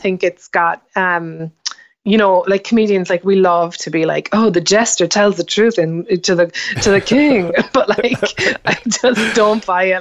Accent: Ireland; moved away as an adult; now in United States; growing up in Ireland, it's kinda hard to see the woods for the trees at home

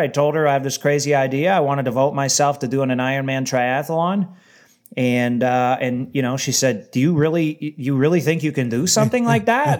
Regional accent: Windsor, Ontario, Canada; where I'm from in Windsor

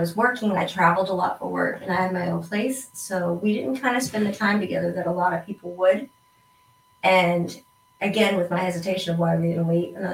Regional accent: East Coast, United States; I am from the East Coast

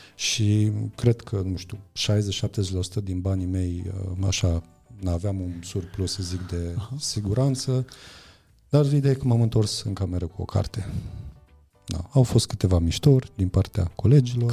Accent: near Deva, Hunedoara County, Romania; eu sunt de lângă Deva, am crescut uh-huh. lângă Deva și am fost acolo la generală și la liceu.

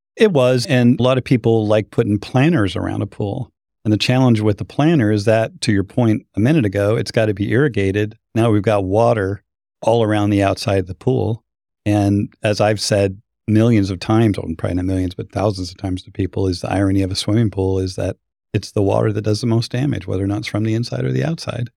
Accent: Boise, Idaho, United States; moved away; I'm from Boise

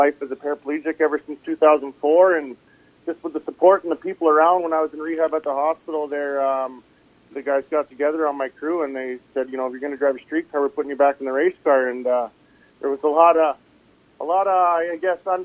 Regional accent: Quesnel, British Columbia, Canada; Quinnell, BC is my hometown. Spent a lot of time growing up here racing

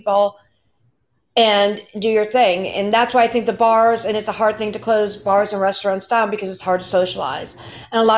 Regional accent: Pennsylvania, United States; I'm from Pennsylvania

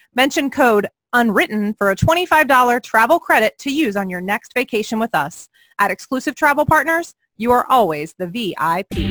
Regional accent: Keller, Texas, United States; also born or lived in North Richland Hills, Texas; I started off in North Richland Hills, Texas. I was born there, and then we moved at the age of five to Keller, Texas, which is where I live now

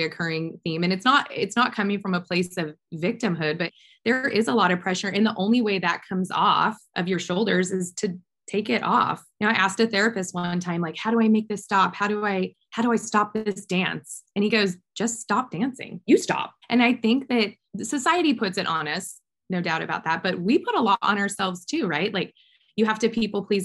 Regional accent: Orange County, California, United States; Orange County, since this is my hometown where my kids go to school

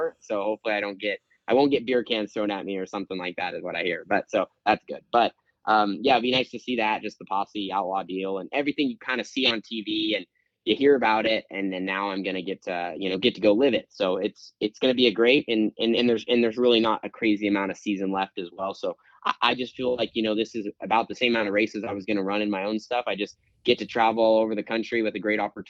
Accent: West Coast, United States; I'm from the West Coast

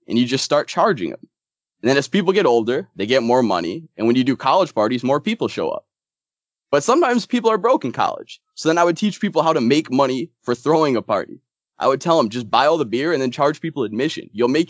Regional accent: Germantown, Wisconsin, United States; I grew up in Germantown, Wisconsin, which is just so boring.

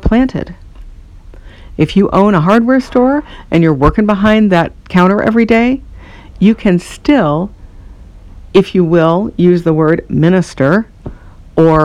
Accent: United States; I'm speaking from America

